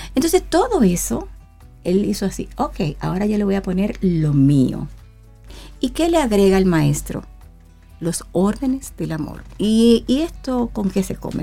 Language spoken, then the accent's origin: Spanish; Dominican Republic; mi República Dominicana